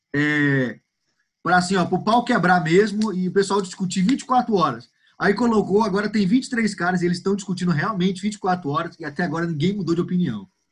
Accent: Goiânia, Goiás, Brazil; eu sou daqui de Goiânia, sou goianiense

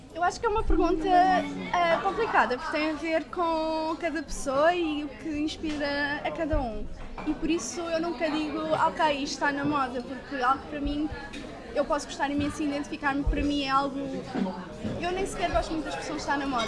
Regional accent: Portugal; nós, como portugueses

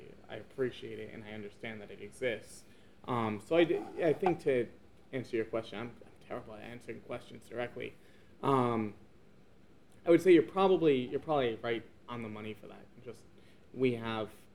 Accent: United States; first language English; moved away as an adult; now in China; as an American living here

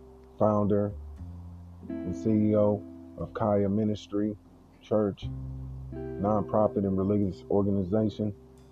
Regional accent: San Francisco, California, United States; now in Oakland, United States; I'm from San Francisco, California, residing in Oakland, California.

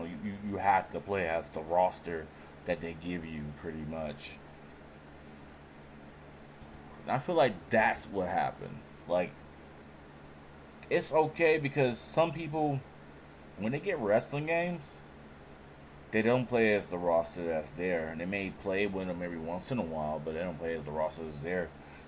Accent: San Francisco, California, United States; Oh, I'm from San Francisco.

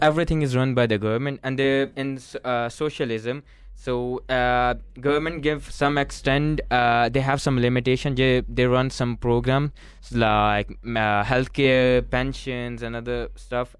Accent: Pakistan; moved away; I'm from Pakistan

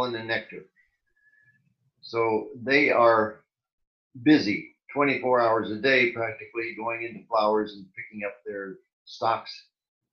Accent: Ohio, United States; moved away as an adult; also born or lived in Pennsylvania / New Jersey; now in South Florida, United States; I was born and raised in Ohio on a farm.

